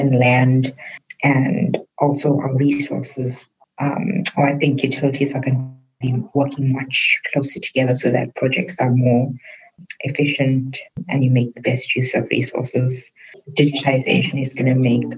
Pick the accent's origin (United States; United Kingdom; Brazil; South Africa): South Africa; also born or lived in India (descent); now in Australia; I'm South African by birth, Indian by descent, and I'm Australian by leap of faith